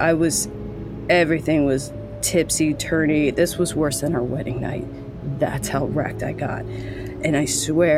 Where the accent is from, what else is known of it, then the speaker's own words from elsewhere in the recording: California, United States; Like, I've never, again, I'm just from California.